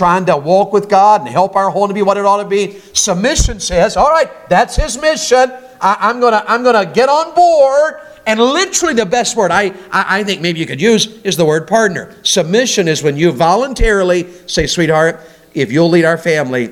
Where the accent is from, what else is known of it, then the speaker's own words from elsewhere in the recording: Tennessee, United States; I'm from Tennessee.